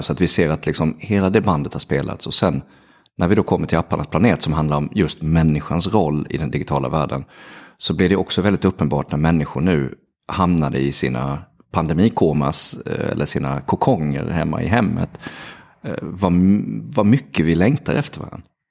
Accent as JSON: {"language": "Swedish", "town": "Halmstad", "region": "Halland County", "country": "Sweden", "said": "jag är ju från Halmstad, så att jag, jag gick på Sannarpsgymnasiet i Halmstad"}